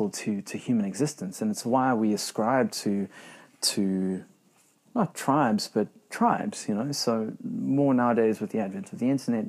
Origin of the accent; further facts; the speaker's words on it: South Africa; moved away as an adult; now in New Zealand; being South African, new to New Zealand, relatively new to New Zealand